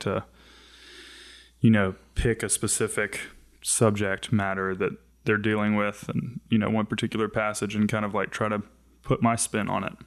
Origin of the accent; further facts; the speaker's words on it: the South, United States; growing up in the South as a, on, on the more progressive side